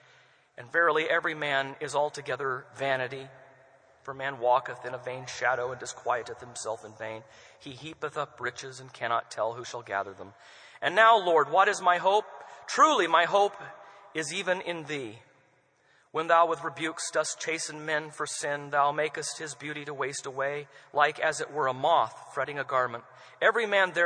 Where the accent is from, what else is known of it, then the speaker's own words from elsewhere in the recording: United States; us as American Christians.